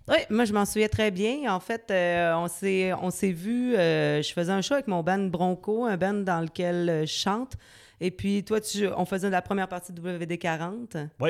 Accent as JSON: {"language": "French", "town": "Quebec City", "region": "Quebec", "country": "Canada", "tie": "born or raised there", "said": "J'ai grandi à Loretteville, mhm. qui est une banlieue de Québec, évidemment"}